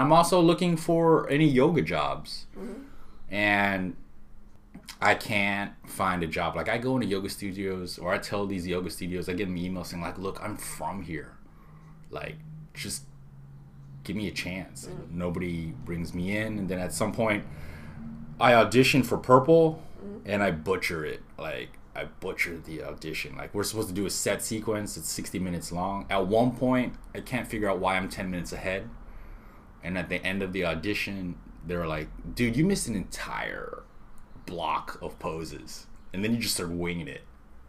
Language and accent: English; Honolulu, Hawaii, United States; born there; I was born in Honolulu.